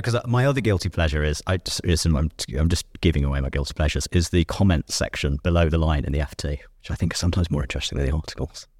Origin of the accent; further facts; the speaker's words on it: United Kingdom; I'm a Brit.